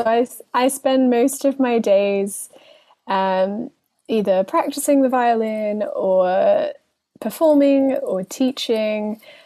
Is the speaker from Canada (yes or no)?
no; Brisbane, Queensland, Australia; moved away as an adult; now in London, United Kingdom; I now live in London after growing up in Australia.